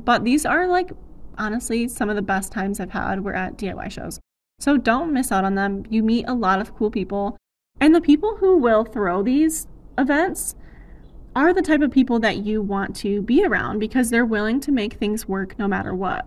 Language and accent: English; Ann Arbor area, Michigan, United States; The biggest one in my hometown area is the Ann Arbor Art Fair.